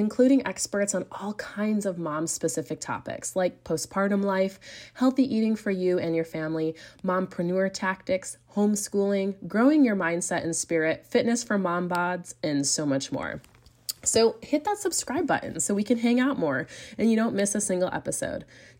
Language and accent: English; United States; moved away as an adult; now in Europe; I'm also an American mama raising a family in Europe with my incredible Belgian husband